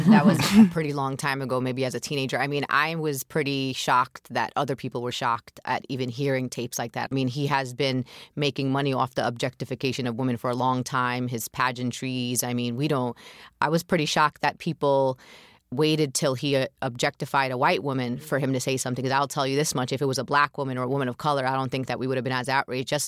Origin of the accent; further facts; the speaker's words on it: Brooklyn, New York, United States; I'm a Palestinian Muslim American racial justice activist, and I'm born and raised in Brooklyn, New York.